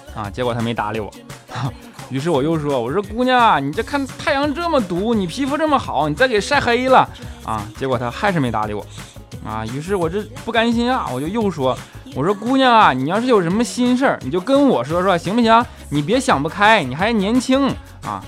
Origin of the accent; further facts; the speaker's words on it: China; 作为中国人